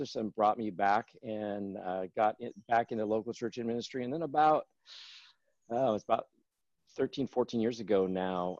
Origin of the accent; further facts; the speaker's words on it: Northern California, United States; I grew up in Northern California